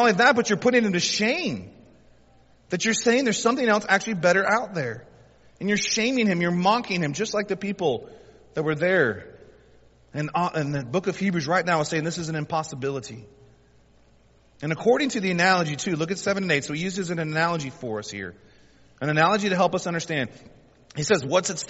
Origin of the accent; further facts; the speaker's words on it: the South, United States; We're most of us born and raised in the South